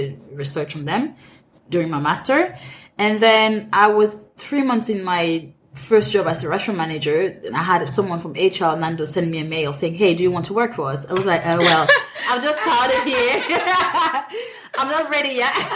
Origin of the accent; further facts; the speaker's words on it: Cameroon; English is a second language; moved away as an adult; also born or lived in France; now in London, United Kingdom; I'm Cameroonian. I grew up in Cameroon